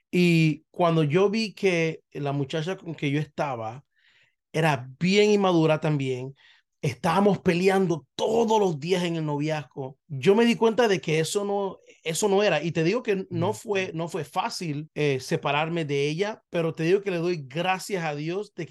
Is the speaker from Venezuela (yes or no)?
no; Panama; ella es puertorriqueña, yo soy panameño, vemos el mundo totalmente